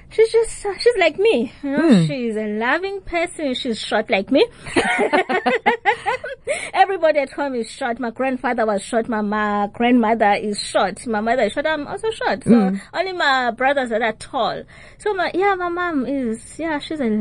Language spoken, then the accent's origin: English; Tsolo, Eastern Cape, South Africa; I grew up in the Eastern Cape in the rural areas in Tsolo